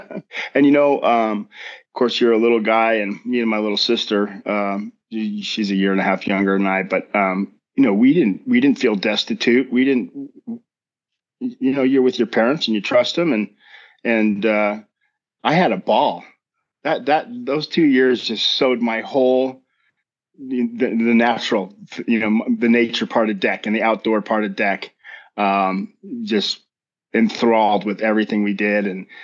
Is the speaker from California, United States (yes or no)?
yes; California, United States; also born or lived in Washington, D.C. / Virginia; So I was born in the United States of America capital, Washington, D.C. And we lived in Virginia. And I think when I was about five, for job purposes, we moved to Southern California, or the Bay Area, I think.